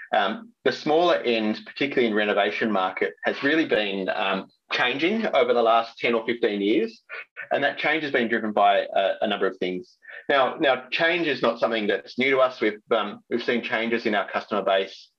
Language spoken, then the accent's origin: English; Sydney, New South Wales, Australia; moved away as an adult; also born or lived in Perth; now in Melbourne, Australia; I grew up in Sydney, but landed in Perth